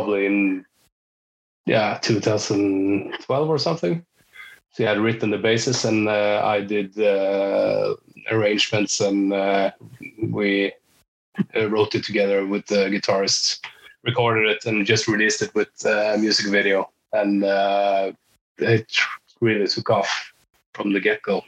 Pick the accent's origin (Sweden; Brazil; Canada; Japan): Sweden; moved away as an adult; now in Norway; I am Swedish. I'm from Sweden, but I've been living here 10, 12 years.